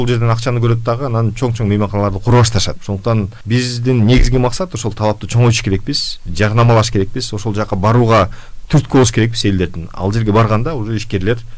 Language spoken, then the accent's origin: Kyrgyz; Talas Region, Kyrgyzstan; мен мисалы таластыкмын